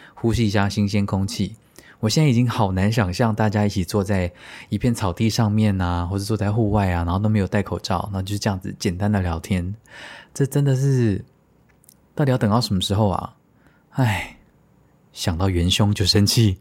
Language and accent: Chinese; Taiwan; 真土生土长的台湾人